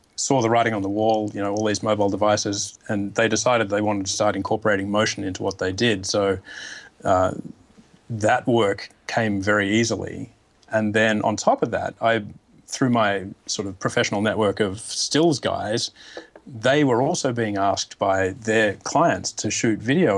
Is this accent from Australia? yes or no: yes; Australia; now in New York, United States; I'm an Australian living in New York